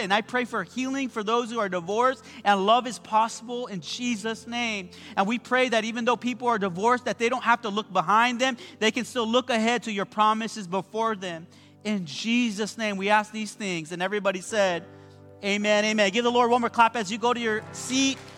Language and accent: English; West Covina, California, United States; I came from the West Covina Mall